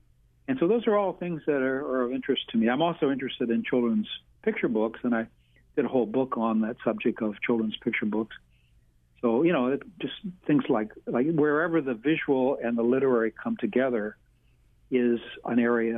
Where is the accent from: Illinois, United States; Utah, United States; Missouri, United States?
Missouri, United States; St. Louis; now in Hawaii, United States; I grew up in St. Louis.